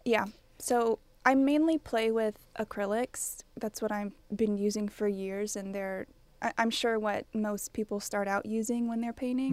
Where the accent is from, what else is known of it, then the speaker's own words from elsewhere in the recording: College Station, Texas, United States; I'm from College Station